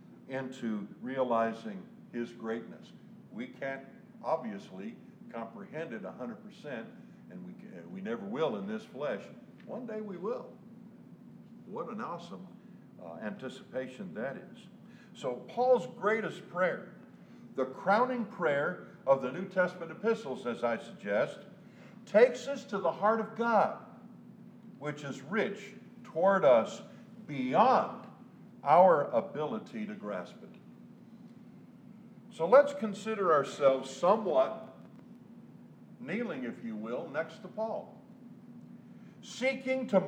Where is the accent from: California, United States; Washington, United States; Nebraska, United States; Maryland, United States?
California, United States; Southern; I was born and raised in the South, Southern California